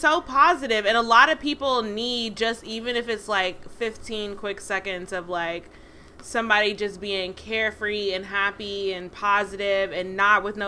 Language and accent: English; United States; I'm American